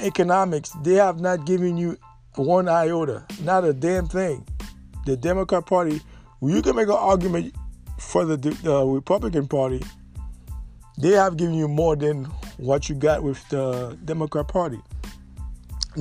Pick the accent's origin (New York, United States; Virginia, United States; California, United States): New York, United States; New York City; I grew up in New York City